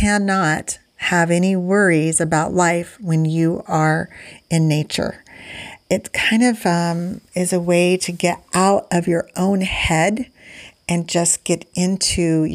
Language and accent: English; Indiana, United States; I'm from Indiana